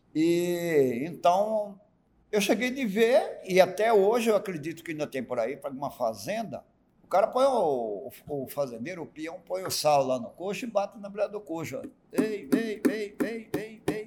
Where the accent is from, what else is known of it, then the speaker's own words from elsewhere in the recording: Chico Leite, Pantanal, Mato Grosso do Sul, Brazil; also born or lived in Corumbá / Ladário; O lugar onde eu nasci se chamava antigamente Chico Leite, na margem do Rio Paraguai, bem no miolinho do Pantanal